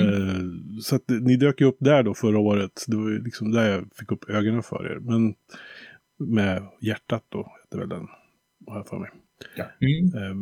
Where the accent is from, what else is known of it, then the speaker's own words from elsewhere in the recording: Bergslagen, Västmanland, Sweden; jag är ju lite uppvuxen med ja, det man kallar för trallpunkvågen där i början på 90-talet här nere i, i Bergslagen, Västmanland.